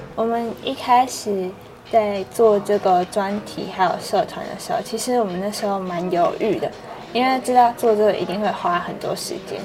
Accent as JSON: {"language": "Chinese", "region": "Hualien County", "country": "Taiwan", "tie": "born or raised there", "said": "虽然我们在花莲成长"}